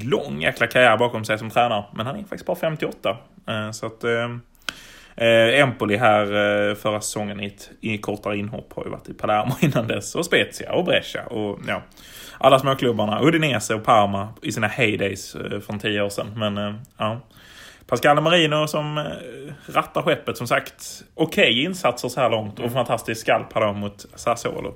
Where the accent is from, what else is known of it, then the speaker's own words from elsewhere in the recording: Malmö, Skåne, Sweden; vi är väl bägge från Malmö